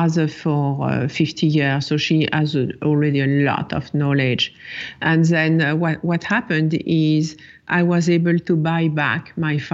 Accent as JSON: {"language": "English", "town": "Paris", "region": "Île-de-France", "country": "France", "tie": "born or raised there", "moved": "as an adult", "lives_now": "New York, United States", "said": "It was my first year in New York. I grew up in Paris."}